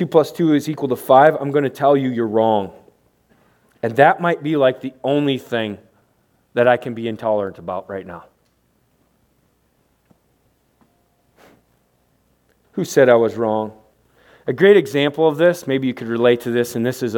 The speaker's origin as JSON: {"language": "English", "country": "United States", "said": "We're from America."}